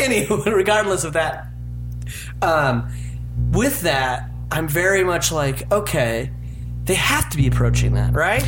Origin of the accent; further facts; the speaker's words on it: Utah, United States; I'm from Utah.